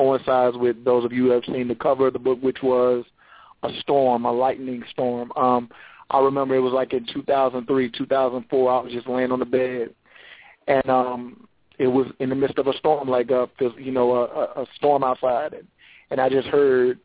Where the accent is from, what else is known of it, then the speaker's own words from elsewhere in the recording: Charlotte, North Carolina, United States; I am from Charlotte, North Carolina